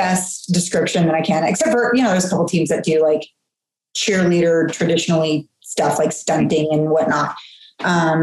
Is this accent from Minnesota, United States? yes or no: no; Seattle, Washington, United States; moved away; also born or lived in Hawaii / Georgia; I'm kind of a little bit of a globetrotter. I grew up in the Seattle area